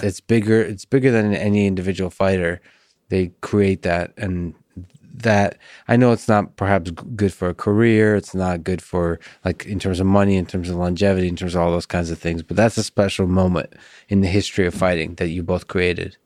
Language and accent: English; Russia; I'm also Russian.